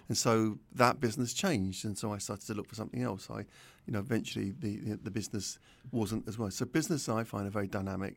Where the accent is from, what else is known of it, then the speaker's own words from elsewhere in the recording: London, United Kingdom; I was brought up in North London, uh, Southgate, Winchmore Hill, around there.